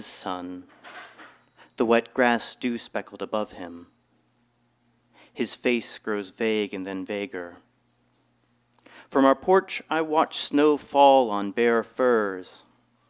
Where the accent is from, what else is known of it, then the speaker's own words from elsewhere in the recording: Kentucky, United States; also born or lived in Long Beach, California; I spent most of my life in Kentucky.